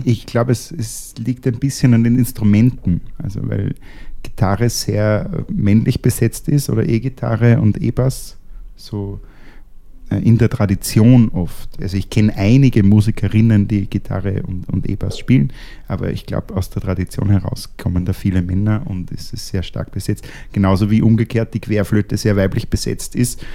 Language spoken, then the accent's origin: German; Austria; als Österreicher